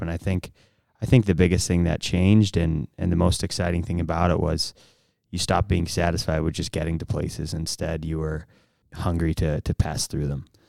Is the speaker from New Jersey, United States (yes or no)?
no; St. Louis, Missouri, United States; I'm from Saint Louis